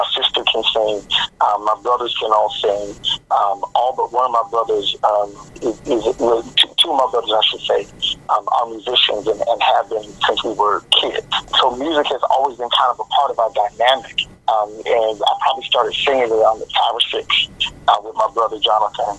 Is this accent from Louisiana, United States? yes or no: no; Baltimore, Maryland, United States; Baltimore, Maryland. I'm born and bred. This is my hometown.